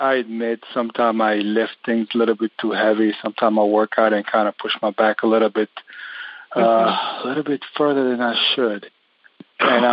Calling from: Connecticut, United States; Calling from Connecticut today

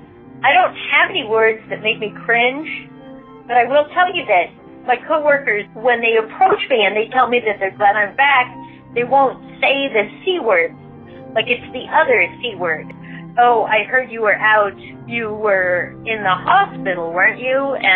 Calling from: Oregon, United States; I'm calling from Oregon.

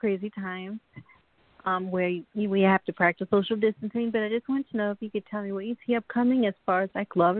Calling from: New York, United States; I'm calling from New York.

